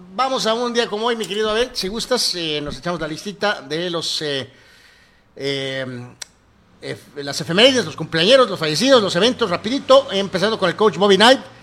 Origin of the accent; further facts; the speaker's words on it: Guadalajara, Jalisco, Mexico; Nosotros somos tapatillos, eh, tapatíos